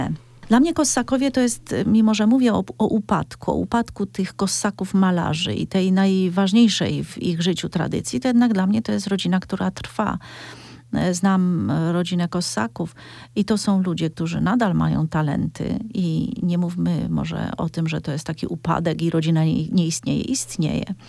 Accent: Cieszyn Silesia, Silesian Voivodeship, Poland; wywodzę się ze Śląska Cieszyńskiego

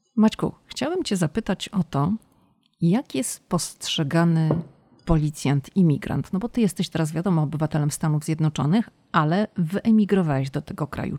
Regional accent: Poland; oboje jesteśmy z Polski

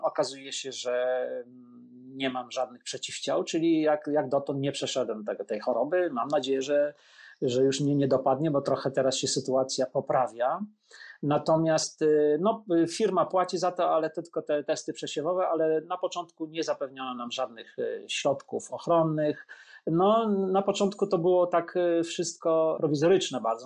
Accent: Poland; moved away as an adult; also born or lived in Rome, Italy; now in New York, United States; ja z Polski wyjechałem po prostu do Włoch

